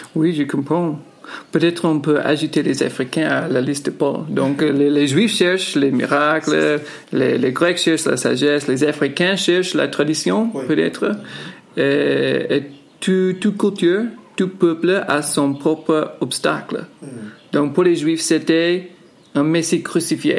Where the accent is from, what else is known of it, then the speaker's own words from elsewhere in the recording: United States; now in Yaoundé, Cameroon; je suis américain